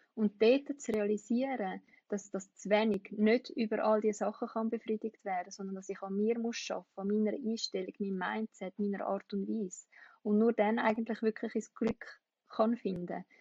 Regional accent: Switzerland; in der Schweiz

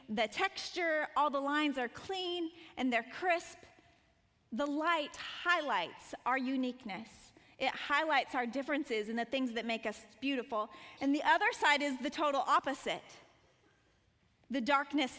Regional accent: Montana, United States; moved away as an adult; also born or lived in Colorado Springs; I grew up in Montana

